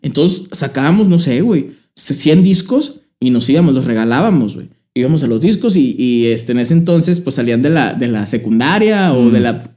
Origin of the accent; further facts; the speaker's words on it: Torreón, Coahuila, Mexico; Yo soy de aquí de Torreón, Coahuila.